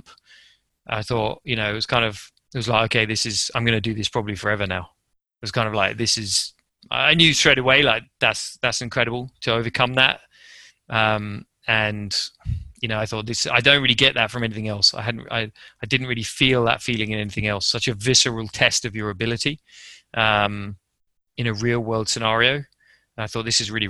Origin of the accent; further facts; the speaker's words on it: England, United Kingdom; moved away as an adult; also born or lived in Japan; I'm English